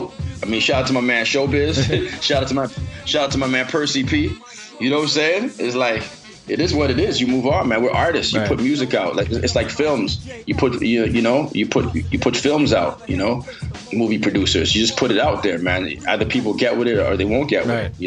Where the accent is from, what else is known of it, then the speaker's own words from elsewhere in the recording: Canada; I'm from Canada